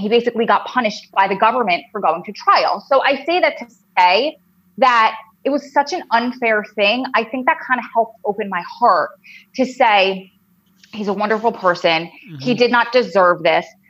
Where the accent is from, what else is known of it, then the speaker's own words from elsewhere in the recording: originally Long Island, New Jersey, United States; accent: New Jersey drawl; also born or lived in Wilmington, North Carolina; I'm from New Jersey, and you'll be able to tell from my crazy New Jersey drawl accent that I can't get rid of and I hate. Um, originally, I'm from Long Island